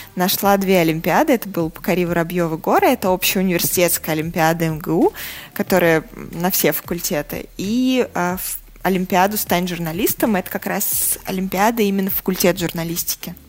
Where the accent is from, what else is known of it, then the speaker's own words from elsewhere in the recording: Saratov, Saratov Oblast, Russia; now in Moscow, Russia; Я родилась и выросла не в Москве. А, мои родители по-прежнему живут в Саратове